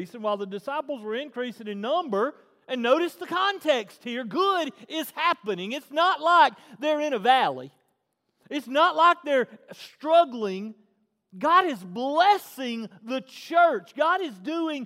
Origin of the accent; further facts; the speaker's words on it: the South, United States; I'm from the South